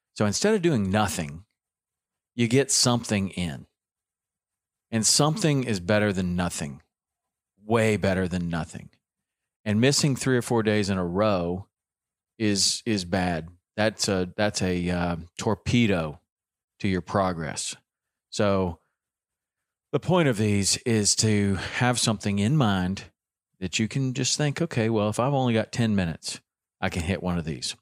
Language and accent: English; the South, United States; accent: southern; my southern accent